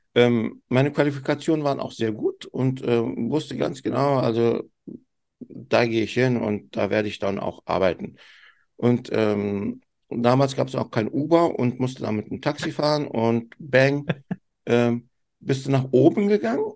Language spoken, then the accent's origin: German; Turkey; ich bin ja Türke